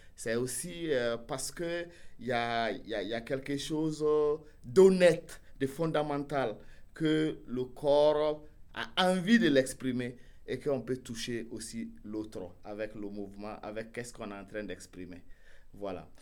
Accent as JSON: {"language": "French", "country": "Burkina Faso", "said": "moi, du Burkina Faso"}